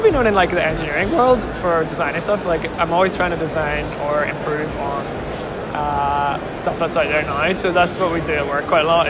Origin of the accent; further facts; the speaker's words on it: Belfast, Northern Ireland, United Kingdom; I'm from Belfast, Northern Ireland. I'm 26.